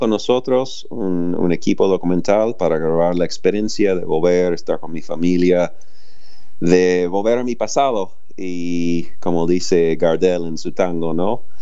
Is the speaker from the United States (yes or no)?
yes; United States; Spanish is a second language; now in Argentina; por qué vivo acá en Argentina si soy de Estados Unidos